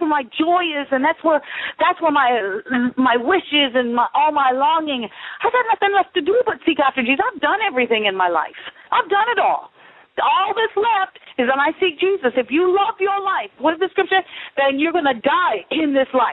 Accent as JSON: {"language": "English", "town": "Niagara Falls", "region": "Ontario", "country": "Canada", "tie": "born or raised there", "moved": "yes", "said": "I was born in Niagara Falls, Ontario"}